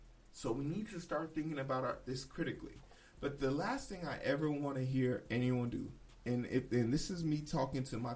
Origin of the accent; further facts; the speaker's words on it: Midwest, United States; I'm from the Midwest